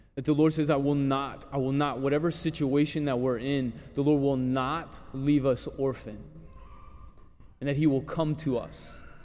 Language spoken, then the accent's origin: English; New Roads, Louisiana, United States; growing up in New Roads